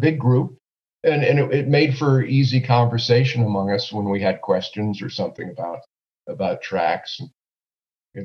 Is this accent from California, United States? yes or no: no; Haverhill, Massachusetts, United States; the home I grew up in Haverhill, Massachusetts